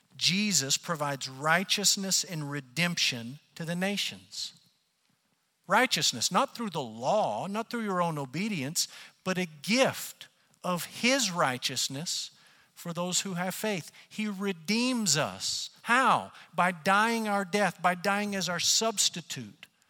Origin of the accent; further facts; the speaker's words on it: United States; as Americans and as American Christians